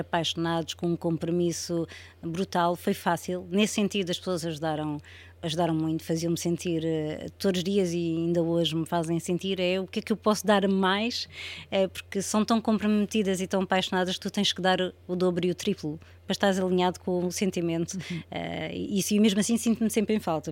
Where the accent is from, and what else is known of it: Portugal; moved away as an adult; also born or lived in Spain